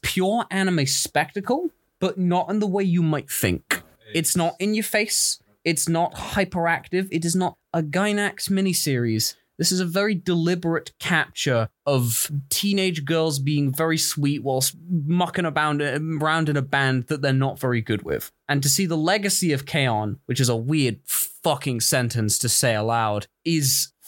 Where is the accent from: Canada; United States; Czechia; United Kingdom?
United Kingdom; we're also very British.